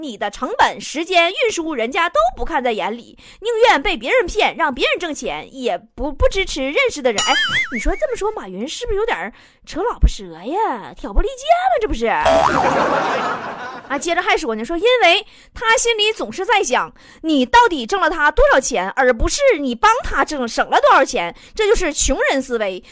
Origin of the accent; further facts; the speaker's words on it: Inner Mongolia, China; moved away; 我老家内蒙古